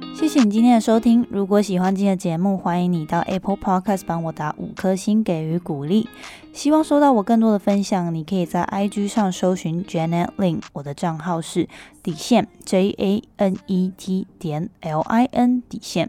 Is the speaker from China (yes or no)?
no; Taiwan; moved away; also born or lived in United States; 我们身为台湾人的这个义务